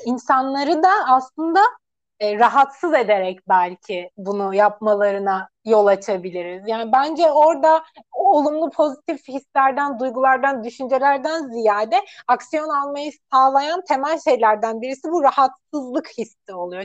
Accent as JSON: {"language": "Turkish", "region": "Antalya", "country": "Turkey", "also_born_or_lived": "Gaziantep", "said": "ben Antalyalıyım"}